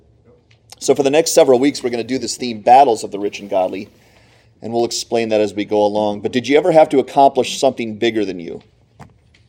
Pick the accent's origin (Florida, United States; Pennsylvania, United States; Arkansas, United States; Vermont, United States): Pennsylvania, United States; Northeast; I grew up in Northeast PA like many of you guys did.